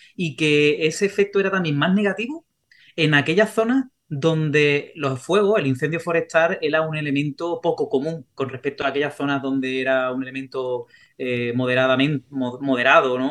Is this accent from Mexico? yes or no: no; Sanlúcar de Barrameda, Andalusia, Spain; yo soy de San Lucas de Barrameda.